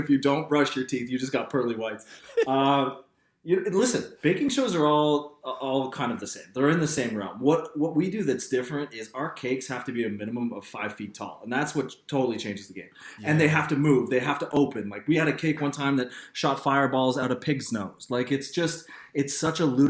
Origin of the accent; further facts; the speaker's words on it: Quebec, Canada; when I grew up in Quebec